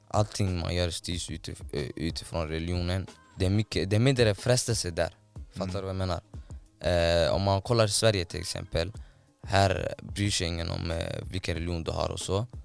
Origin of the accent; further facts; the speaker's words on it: Somalia; now in Sweden; hemlandet där jag är uppvuxen och eh, född